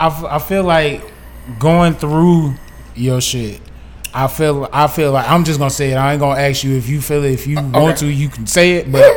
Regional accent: St. Louis, Missouri, United States; we are from St. Louis.

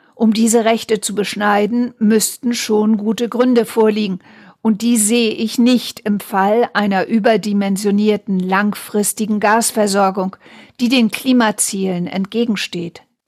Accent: Wangerooge, Lower Saxony, Germany; Ich selbst bin auf Wangerooge groß geworden

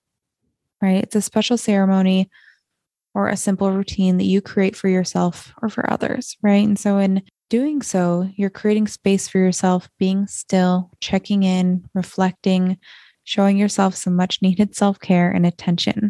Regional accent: Montana, United States; growing up in Montana, when you can see the Milky Way every single night

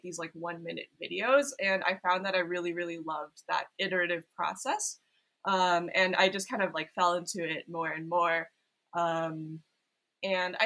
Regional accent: Silicon Valley, California, United States; moved away as an adult; now in Los Angeles, United States; I grew up in Silicon Valley

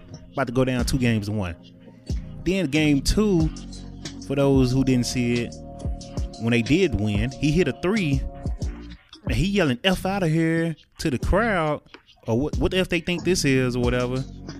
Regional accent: Dallas, Texas, United States; also born or lived in Brooklyn; I am from Dallas. That's where the 214 of the Brooklyn 214 come in at.

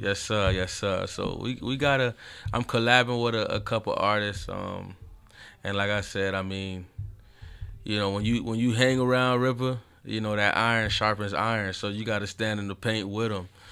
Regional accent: Homestead, Florida, United States; I'm from Homestead, Florida.

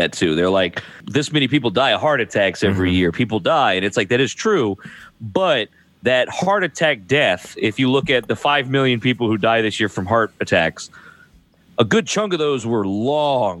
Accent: United States; I'm an American, born and raised.

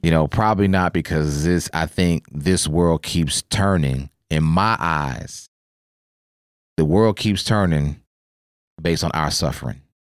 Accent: Oklahoma, United States; moved away as an adult; born and raised in Oklahoma, and then, of course, military took me around and they got me here

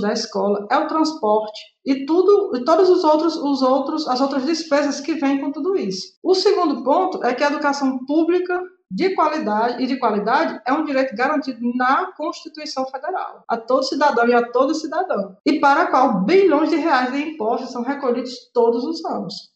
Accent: Vila Guassussê, Orós, Ceará, Brazil; na vila onde eu nasci, na Vila do Assunção

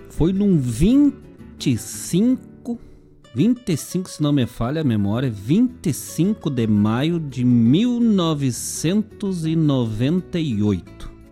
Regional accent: Bom Jesus, Rio Grande do Sul, Brazil; de que é como me chamavam lá, né? Quando era criança, lá em Bom Jesus.

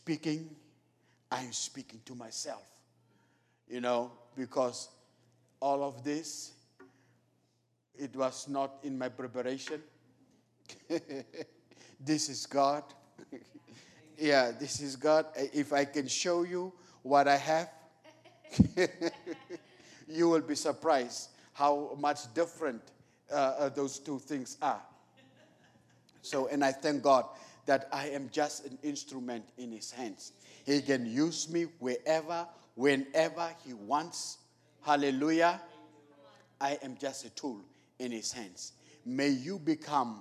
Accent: Namibia; moved away; I'm from Namibia

